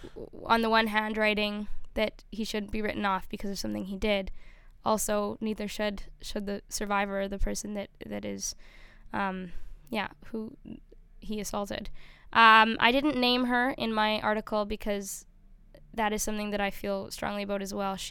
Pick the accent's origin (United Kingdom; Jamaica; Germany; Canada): Canada; we as a Canadian people and with our Indigenous brothers and sisters have a difficult past